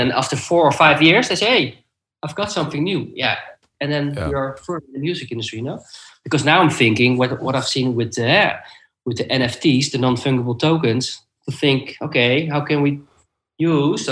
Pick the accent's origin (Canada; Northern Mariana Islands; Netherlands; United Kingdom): Netherlands; The Hague, South Holland; I live in The Hague and I worked in Amsterdam, and it's about 1.5 hour drive. So when my firstborn son was born, I was looking for a job nearby my hometown